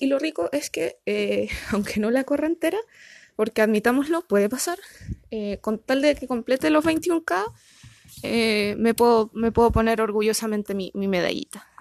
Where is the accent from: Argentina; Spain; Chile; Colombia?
Chile; Punta Arenas, Magallanes and Chilean Antarctica; now in Concepción, Chile; me postulé a Punta Arenas, que es de donde soy originalmente